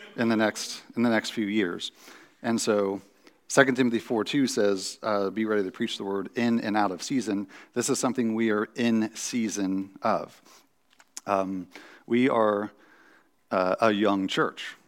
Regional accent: United States

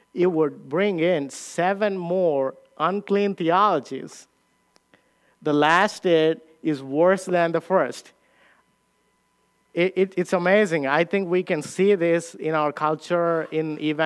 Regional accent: India; moved away; I came from India

